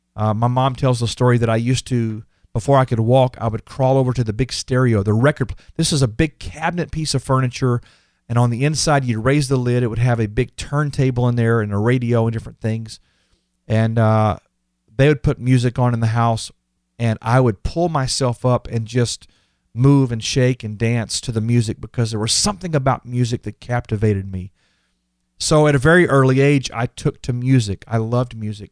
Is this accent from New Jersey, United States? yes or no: no; Houston, Texas, United States; I was born and raised in Texas